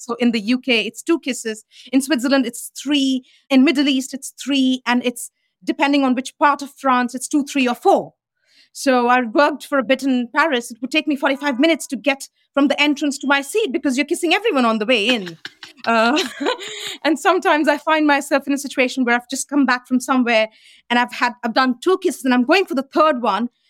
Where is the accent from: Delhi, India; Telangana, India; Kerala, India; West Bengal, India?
Delhi, India; moved away; the Delhi I grew up